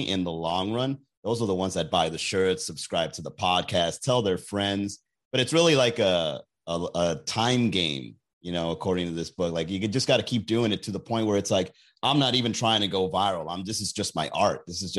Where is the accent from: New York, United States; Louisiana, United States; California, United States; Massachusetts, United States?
New York, United States; Long Island; I like that guy. I know that guy. I'm from Long Island.